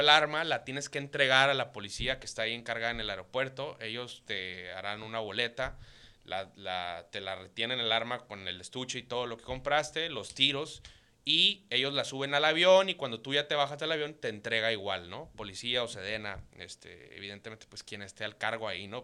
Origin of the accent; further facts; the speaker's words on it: Caborca, Sonora, Mexico; yo nací en Caborca, Sonora, este, tierra caliente